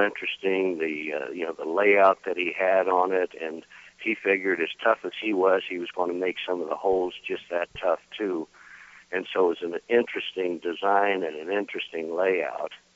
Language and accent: English; Windsor, Colorado, United States; I was originally from a town just to the north of here called Windsor, Colorado